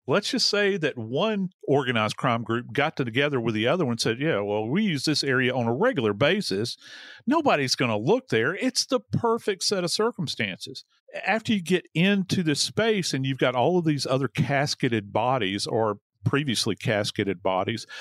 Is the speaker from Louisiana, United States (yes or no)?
yes; New Orleans, Louisiana, United States; I am from New Orleans